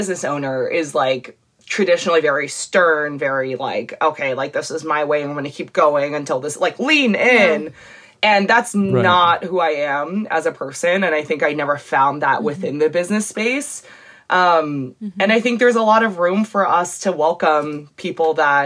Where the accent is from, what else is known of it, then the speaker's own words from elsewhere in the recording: Los Angeles, California, United States; I grew up in predominantly like Latinx and white spaces in Los Angeles.